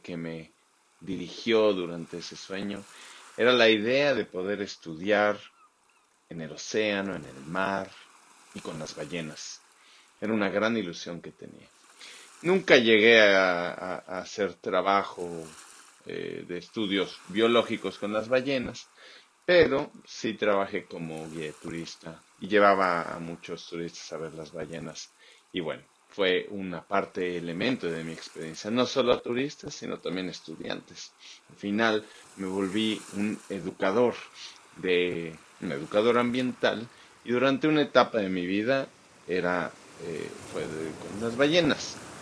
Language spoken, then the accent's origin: Spanish; Mexico City, Mexico; moved away as an adult; also born or lived in Baja California; now in Australia; yo crecí en la Ciudad de México, me fui en cuanto pude